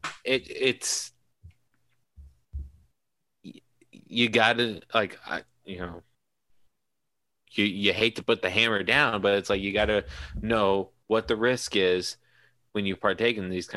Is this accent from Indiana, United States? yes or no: yes; Indiana, United States; we're from Indiana